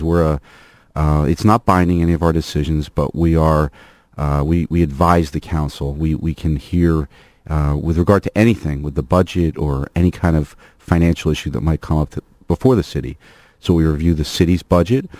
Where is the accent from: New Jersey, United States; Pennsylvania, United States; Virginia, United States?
New Jersey, United States; moved away as an adult; now in Irvine, United States; I grew up down in New Jersey. Went to public schools down there